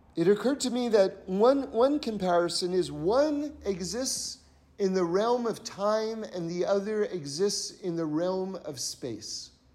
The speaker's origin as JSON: {"language": "English", "region": "New York", "country": "United States", "said": "I come from New York"}